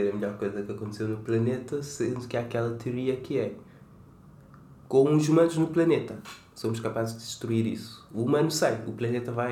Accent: Cape Verde

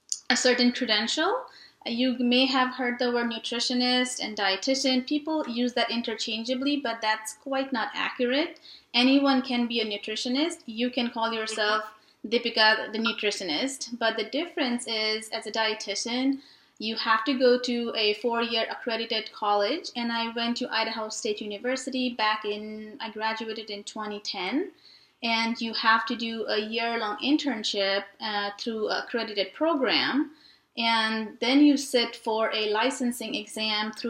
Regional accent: Nepal; moved away as an adult; now in Fort Worth, United States; I was born and raised in Nepal and moved here about 10 years ago

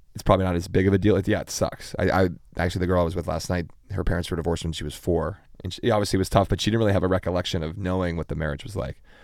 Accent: Pittsburgh, Pennsylvania, United States; also born or lived in Chicago; Originally, originally born in Chicago, and then we moved to Pittsburgh when I was

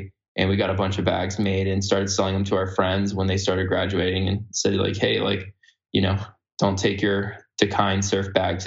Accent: California, United States; I grew up in California

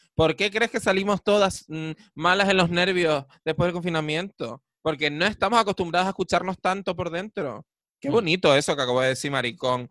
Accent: Canary Islands, Spain; Nosotras, que somos bien canarias

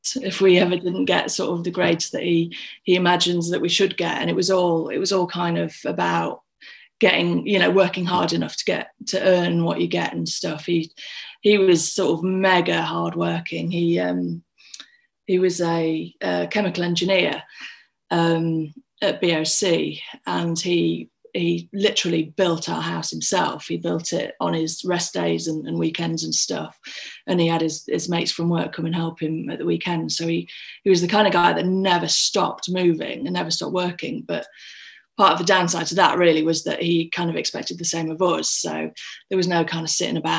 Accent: Scunthorpe, Yorkshire and the Humber, United Kingdom; I'm from Scunthorpe. I was born in Scunny General Hospital many a year ago. And I grew up in a little village about half an hour outside of Scunny.

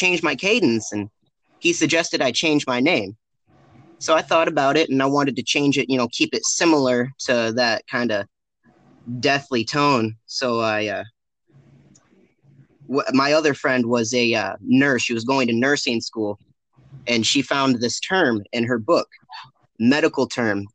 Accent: Michigan, United States; I was born and raised in Michigan, not any specific city, because I've moved around at least one time every year, but strictly from Michigan, staying in Michigan, never lived outside of Michigan

